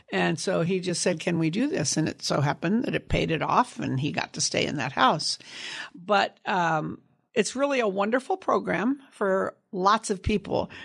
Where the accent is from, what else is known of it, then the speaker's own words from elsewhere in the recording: Sunnyvale, California, United States; also born or lived in San Jose, California; I grew up in Sunnyvale, California, on an apricot cherry and prune orchard